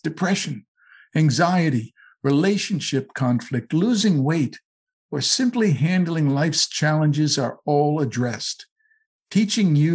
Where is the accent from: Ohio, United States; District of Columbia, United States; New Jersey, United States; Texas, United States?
New Jersey, United States; I'm from New Jersey.